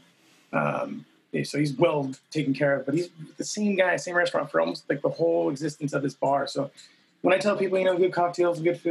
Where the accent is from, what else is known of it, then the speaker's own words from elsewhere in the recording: San Jose, California, United States; moved away as an adult; also born or lived in Cupertino, California; now in Seattle, United States; I'm from the Bay Area, from San Jose, California, where actually Cupertino, to be specific